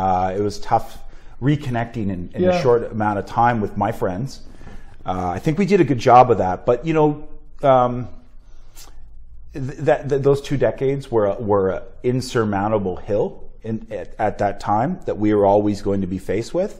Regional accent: Sarnia, Ontario, Canada; born or raised there; moved away as an adult

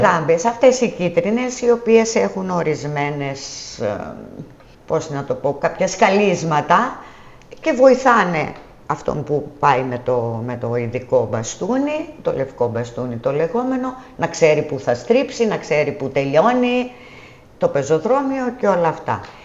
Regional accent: Soufli, Eastern Macedonia and Thrace, Greece; moved away as an adult; now in Tinos, Greece; η καταγωγή μου είναι από το Σουφλί Εύρου

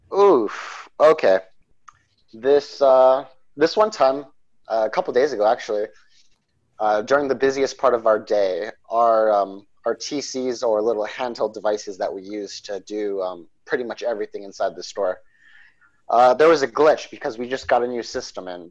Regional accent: Coolidge, Arizona, United States; I grew up in Arizona, which is about uh, three hours from Mexico.

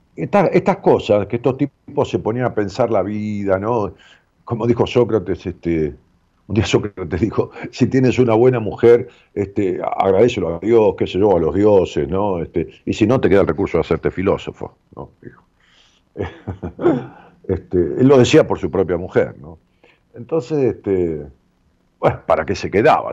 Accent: Ramos Mejía, Buenos Aires Province, Argentina; de allá de mi pueblo, de Raúl Mejía, del Gran Buenos Aires

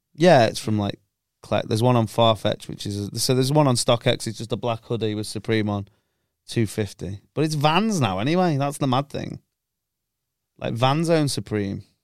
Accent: Chester, North West England, United Kingdom; accent: scummy

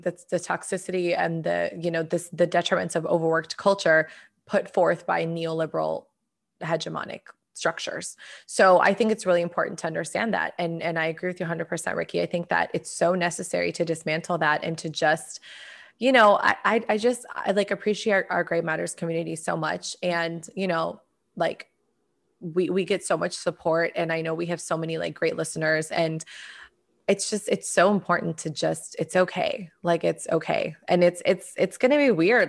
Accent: United States; my experience as an American

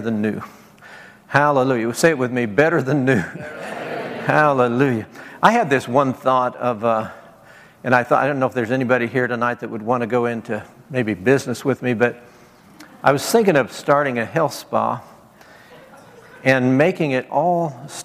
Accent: Nebraska, United States; moved away; also born or lived in Beaumont, Texas; I grew up in Nebraska

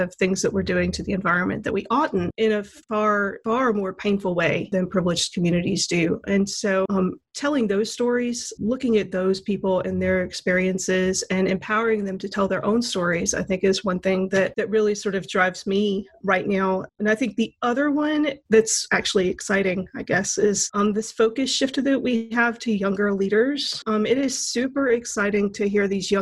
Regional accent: Mississippi, United States; moved away; my home state of Mississippi

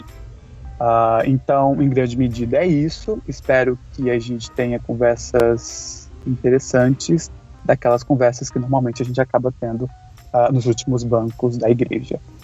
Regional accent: Rio de Janeiro, Brazil; sou do Rio de Janeiro

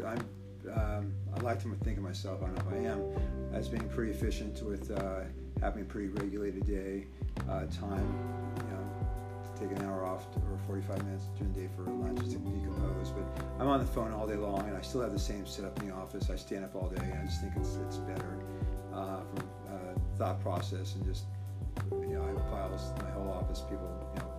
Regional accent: Beverly Hills, California, United States; I grew up in Beverly Hills, and I've lived pretty much my whole life in the Beverly Hills

